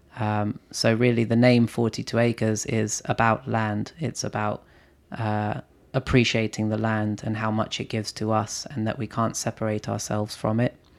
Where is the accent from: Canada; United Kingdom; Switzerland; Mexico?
United Kingdom; London; I grew up in London